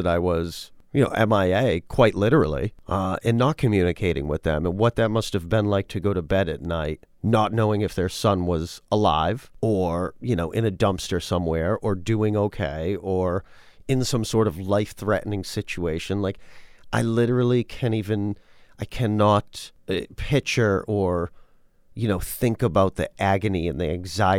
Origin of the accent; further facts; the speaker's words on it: Worcester, Massachusetts, United States; I do know growing up, again, I am from Worcester, mm-hmm. Massachusetts.